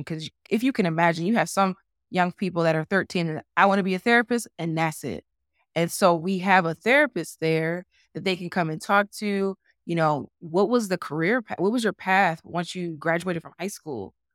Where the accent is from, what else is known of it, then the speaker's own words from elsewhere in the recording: New Jersey, United States; moved away as an adult; now in Utah, United States; I had as a child in New Jersey